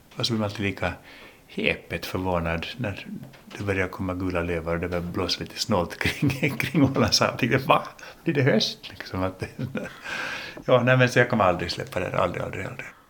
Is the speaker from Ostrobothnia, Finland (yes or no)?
no; Helsinki, Uusimaa, Finland; accent: Finland Swedish; first language English; Swedish is a second language; also born or lived in United States / Åland; vi är ju inte födda i Finland, jag och min bror, vi är ju amerikaner från början. Vi föddes i Amerika och lärde oss då engelska, eller engelska var vårt modersmål. Och sen kom vi till Helsingfors när mamma och pappa skilde sig och eh, så switchade vi då till finlandssvenska